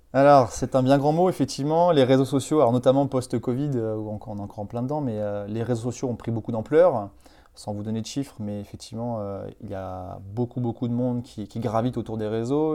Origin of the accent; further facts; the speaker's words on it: Vendée, Pays de la Loire, France; also born or lived in Nantes / Bordeaux / Pau; vendéen d'origine